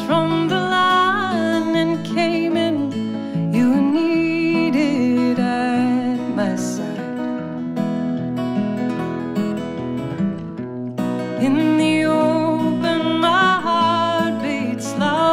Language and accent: English; Louisville, Kentucky, United States